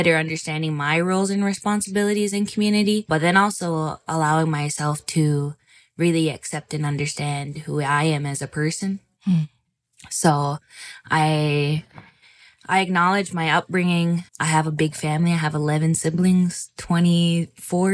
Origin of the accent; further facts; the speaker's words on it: Six Nations of the Grand River Territory, Ontario, Canada; I'm from Six Nations Grand River Territory, Mohawk Bear Clan